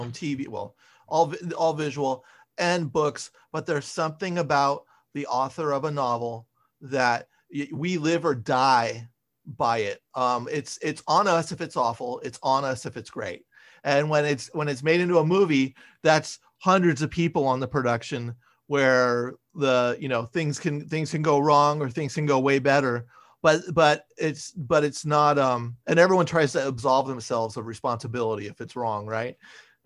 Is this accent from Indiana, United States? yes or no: no; San Francisco, California, United States; I'm from San Francisco